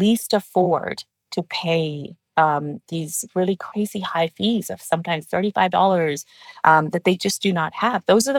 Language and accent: English; Pakistan; born there; moved away; You know, I'm from Pakistan. That's where I was born.